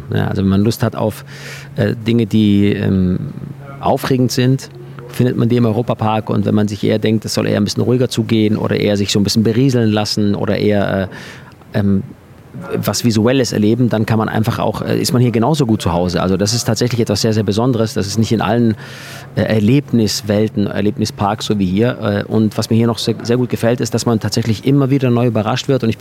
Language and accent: German; Hechingen, Baden-Württemberg, Germany; bei uns in meiner Heimat in Hechingen habe ich neben einem Kino gelebt